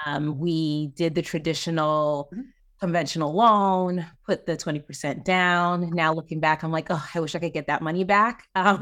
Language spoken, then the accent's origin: English; Maryland, United States; I'm from Maryland.